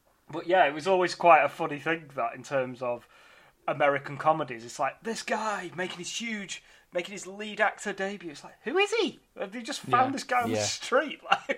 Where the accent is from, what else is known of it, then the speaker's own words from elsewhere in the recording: United Kingdom; Being a British person